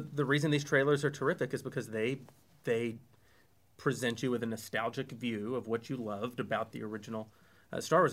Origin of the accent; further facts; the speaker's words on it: the South, United States; we grew up in the South